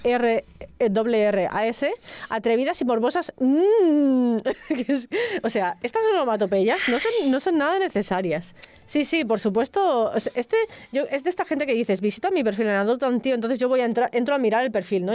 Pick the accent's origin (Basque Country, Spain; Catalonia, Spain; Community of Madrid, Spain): Catalonia, Spain; El Prat de Llobregat; Eres del Prat, ¿no? Yo también